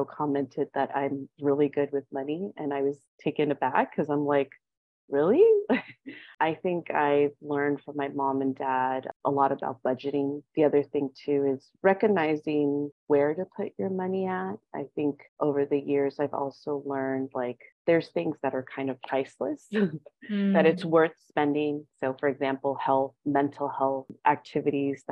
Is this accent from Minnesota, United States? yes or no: no; the Bay Area, California, United States; moved away as an adult; now in Brooklyn, New York, United States; I'm originally from the Bay Area